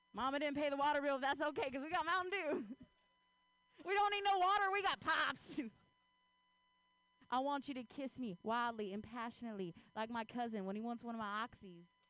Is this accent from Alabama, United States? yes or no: no; Ohio, United States; now in Bay Area, United States; I grew up in Ohio